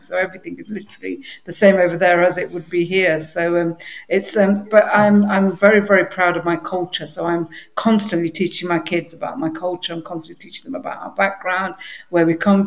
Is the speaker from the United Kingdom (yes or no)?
yes; Derby, East Midlands, United Kingdom; Where I'm from Derby. I was born there.